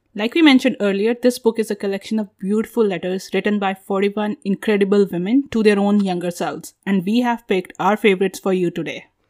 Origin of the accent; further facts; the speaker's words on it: India; moved away as an adult; now in United States; we are from India, our accents are somehow like lesser